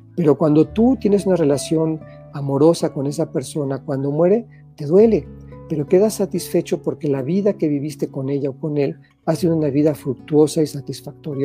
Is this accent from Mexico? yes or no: yes; Tlaxcala, Mexico; moved away; also born or lived in Puebla; regresamos de de mi pueblo, que es en Tlaxcala, a Puebla